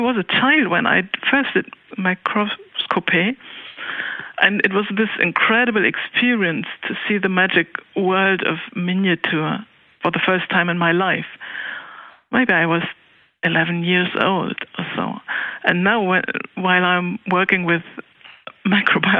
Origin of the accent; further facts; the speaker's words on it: Cologne, North Rhine-Westphalia, Germany; I grew up in Cologne City